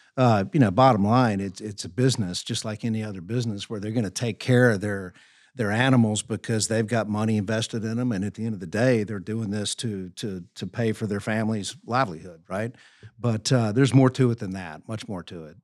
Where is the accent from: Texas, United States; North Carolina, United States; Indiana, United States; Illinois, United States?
North Carolina, United States; Greensboro; also born or lived in New York; my hometown of Greensboro, North Carolina